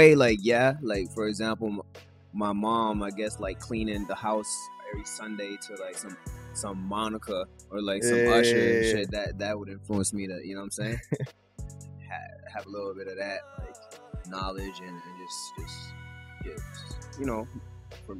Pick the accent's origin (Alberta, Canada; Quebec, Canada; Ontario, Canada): Quebec, Canada; Montreal; Right here, Little Burgundy